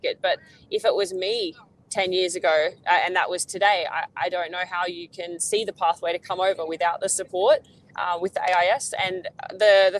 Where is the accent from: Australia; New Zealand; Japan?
Australia; as an Aussie